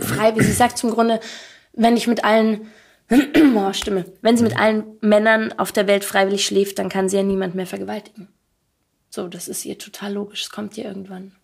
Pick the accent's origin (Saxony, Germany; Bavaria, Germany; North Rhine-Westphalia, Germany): Bavaria, Germany; Allgäu; ich bin so richtig auf dem Dorf aufgewachsen, in der Nähe von einer Kleinstadt